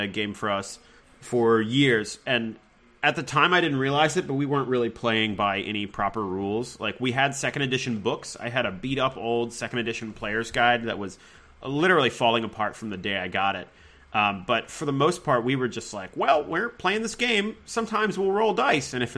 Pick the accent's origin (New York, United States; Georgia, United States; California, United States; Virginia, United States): Virginia, United States; Richmond; moved away as an adult; now in Los Angeles, United States; I'm from Richmond, Virginia. and I lived there and around there most of my life